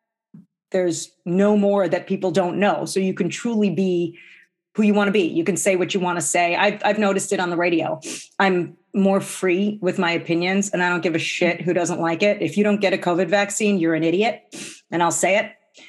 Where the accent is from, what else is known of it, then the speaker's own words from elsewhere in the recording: New Jersey, United States; now in Minnesota, United States; I grew up in New Jersey